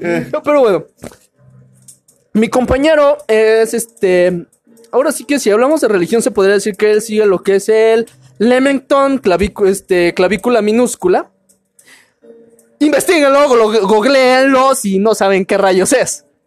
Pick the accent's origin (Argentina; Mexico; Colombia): Mexico; Veracruz; soy de Veracruz